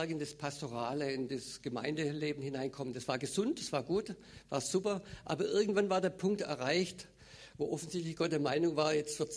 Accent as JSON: {"language": "German", "region": "Baden-Württemberg", "country": "Germany", "tie": "born or raised there", "said": "Also ich bin aufgewachsen, geboren im Schwarzwald."}